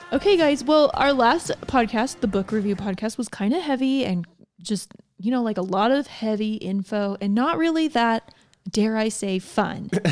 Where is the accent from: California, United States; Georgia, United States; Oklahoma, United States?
Georgia, United States; I grew up in Georgia